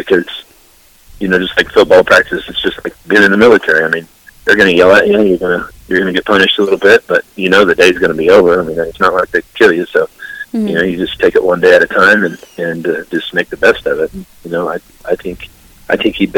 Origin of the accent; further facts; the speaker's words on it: Midwest, United States; moved away; I grew up in the Midwest, not around the mountains